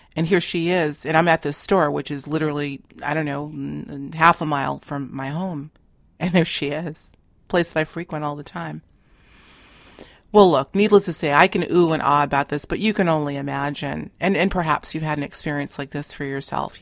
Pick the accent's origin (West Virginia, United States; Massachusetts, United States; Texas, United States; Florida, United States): Massachusetts, United States; Boston; we grew up in Boston proper. Now, uh, we're both living in a neighboring suburb